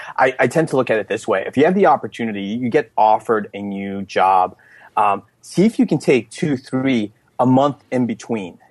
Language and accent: English; Elizabeth, New Jersey, United States; I grew up in Elizabeth, New Jersey, which is the the fourth largest city